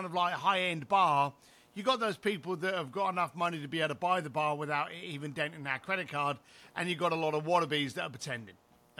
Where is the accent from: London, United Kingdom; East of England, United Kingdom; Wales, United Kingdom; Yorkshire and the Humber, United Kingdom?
London, United Kingdom; And I was a bricklayer from East London, got kicked out of school, never went to college